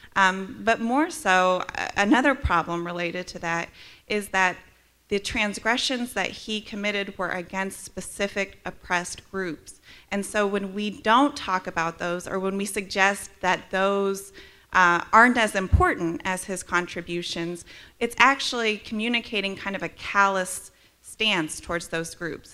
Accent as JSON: {"language": "English", "region": "Midwest", "country": "United States", "moved": "as an adult", "lives_now": "Charlottesville, United States", "said": "I'm also from the Midwest"}